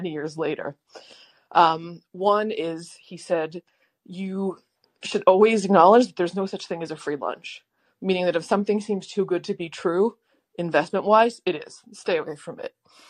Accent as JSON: {"language": "English", "region": "Maryland", "country": "United States", "tie": "born or raised there", "said": "I was a wee young one growing up in Maryland"}